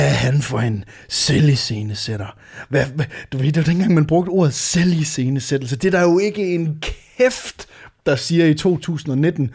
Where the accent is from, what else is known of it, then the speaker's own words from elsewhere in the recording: Varde, Southern Denmark, Denmark; moved away; hjemme øh, i øh, Varde, hvor jeg er fra